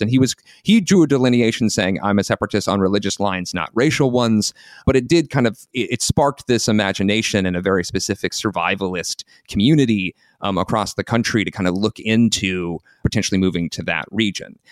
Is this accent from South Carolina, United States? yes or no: yes; South Carolina, United States; moved away; I'm from the American Southeast originally. I'm from South Carolina